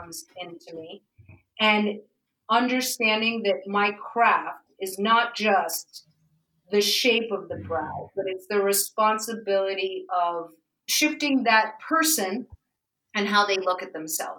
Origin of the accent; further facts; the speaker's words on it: New York City, New York, United States; I grew up in Manhattan